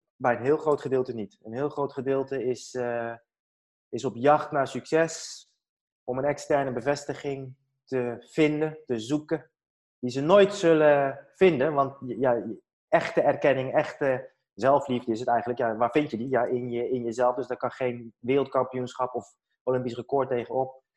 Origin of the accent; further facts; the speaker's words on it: Netherlands; ik ben in Nederland geboren.